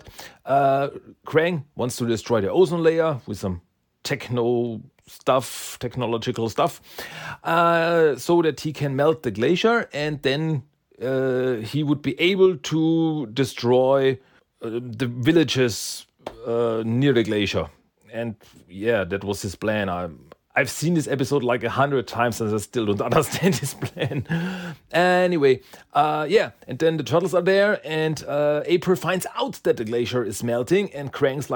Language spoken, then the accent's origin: English; Austria; English is a second language; And I live in Austria. I am from Austria.